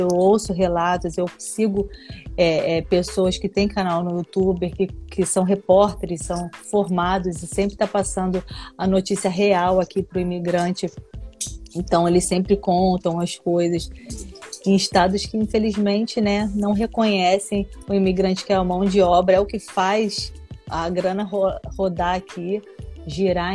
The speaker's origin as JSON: {"language": "Portuguese", "town": "Nova Iguaçu", "region": "Rio de Janeiro", "country": "Brazil", "moved": "as an adult", "lives_now": "San Francisco, United States", "said": "sou de Nova Iguaçu, pra quem não me conhece, tá? Baixada Fluminense"}